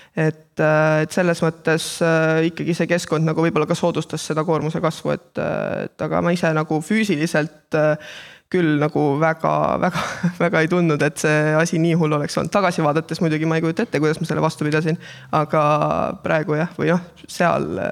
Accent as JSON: {"language": "Estonian", "town": "Kohila", "region": "Rapla County", "country": "Estonia", "tie": "born or raised there", "said": "minu kodulinna Kohilasse"}